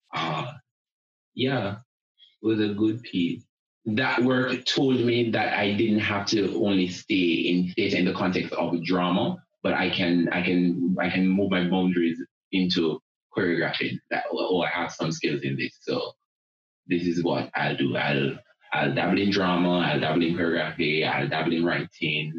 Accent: Linstead, Saint Catherine, Jamaica; I am from a place in Jamaica called Linstead in the parish of St. Catherine. Growing up in Linstead

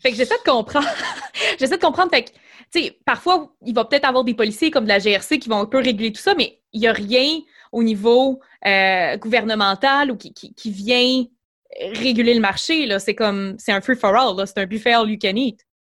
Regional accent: Chicoutimi, Quebec, Canada; je suis originaire du, Saguenay du du Beau-Chicoutimi

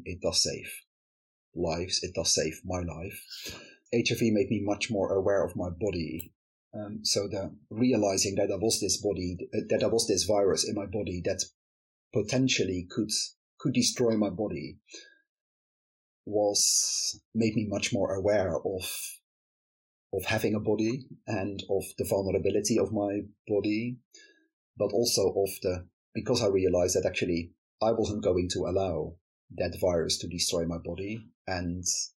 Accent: Netherlands; moved away as an adult; now in United Kingdom; I am from the Netherlands, where I grew up and lived for the first 20... When did I move to the UK? For the first 30 years or so of my life.

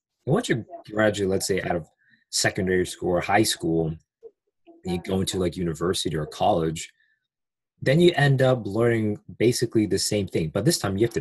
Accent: United States; English is a second language; I am from the United States. I live near DC

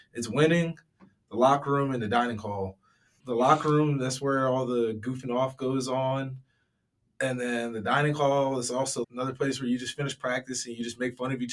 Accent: Chesterfield, Virginia, United States; I'm from Chesterfield, Virginia, Manchester High School

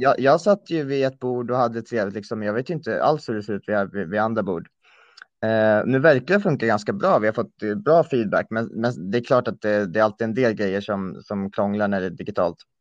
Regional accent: Gotland, Sweden; moved away as an adult; also born or lived in Örebro; now in Uppsala, Sweden; jag föddes i Örebro, bodde där tills jag var nio. Sen flyttade jag till Gotland där jag bodde ehm, fram till eh, vårterminen 19 då jag flyttade till Uppsala

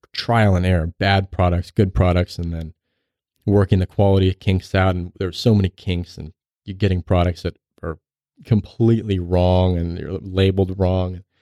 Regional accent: right outside of Salt Lake City, Utah, United States; I grew up right outside of Salt Lake City

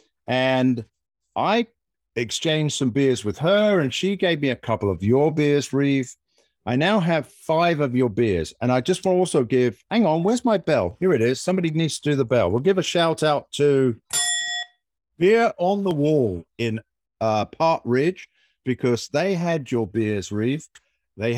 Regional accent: United Kingdom; moved away; I'm the Brit

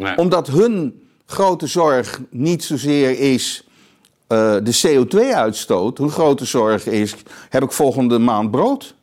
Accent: Amsterdam, North Holland, Netherlands; in Amsterdam West, waar ik opgegroeid ben

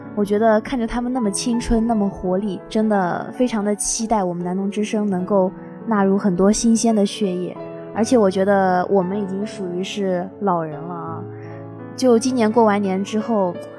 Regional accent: Suzhou, Jiangsu, China; now in Nanjing, China; 那我们家是苏州的，离这边比较近，我也一般都会搭高铁回去

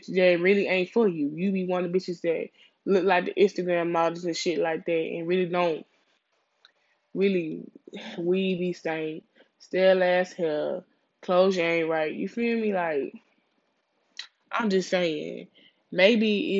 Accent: Louisiana, United States; now in Houston, United States; I'm a Houstonian. I was born out here. I was raised in Louisiana, and I moved back out here

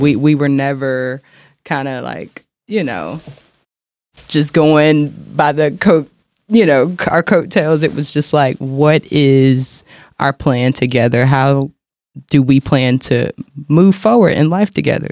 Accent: Charlotte, North Carolina, United States; moved away as an adult; now in Kansas City, United States; I'm originally from North Carolina, Charlotte, North Carolina

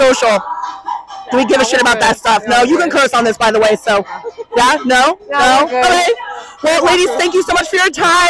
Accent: Los Angeles, California, United States; I'm from LA too. Okay. Yeah, oh, hell yeah. Yeah, I'm not from the 805.

